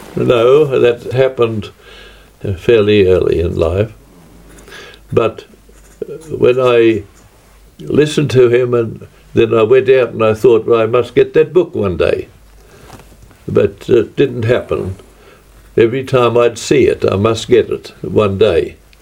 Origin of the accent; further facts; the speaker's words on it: Australia; From Australia